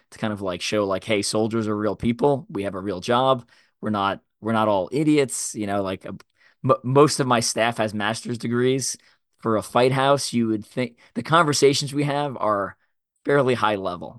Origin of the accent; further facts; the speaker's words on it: Long Island, New York, United States; I grew up in Long Island, New York